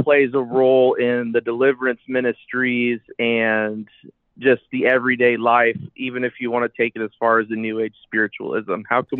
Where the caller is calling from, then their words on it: Iowa, United States; I am from Iowa.